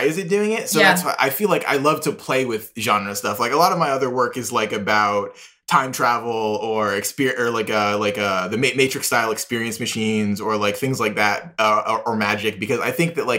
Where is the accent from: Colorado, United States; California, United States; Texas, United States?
Texas, United States; Houston; moved away as an adult; also born or lived in Connecticut (college); now in New York, United States; I'm from Houston, Texas